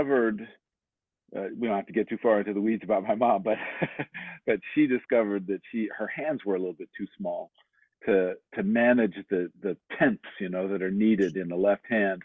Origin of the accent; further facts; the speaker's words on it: D.C., Maryland suburbs of Washington, United States; I did a lot of growing up outside of Washington, D.C. in the Maryland suburbs